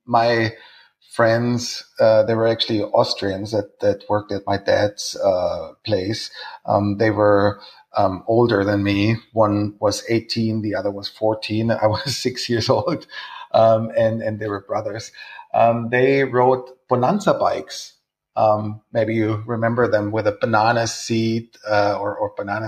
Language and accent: English; Munich, Bavaria, Germany; I'm born and raised in Munich